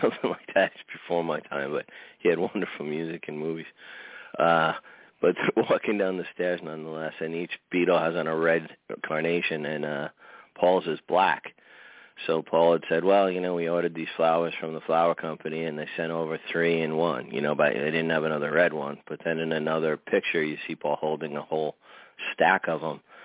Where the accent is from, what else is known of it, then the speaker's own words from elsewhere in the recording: New York City, New York, United States; I come from Queens, New York